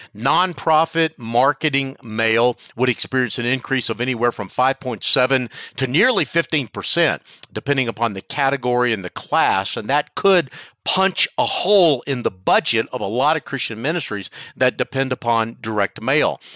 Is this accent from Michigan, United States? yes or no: no; Charlotte, North Carolina, United States; my hometown of Charlotte, North North Carolina